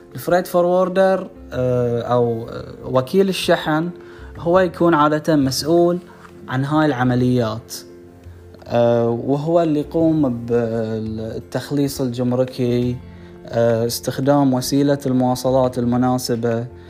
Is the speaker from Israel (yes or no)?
no; Bahrain; من البحرين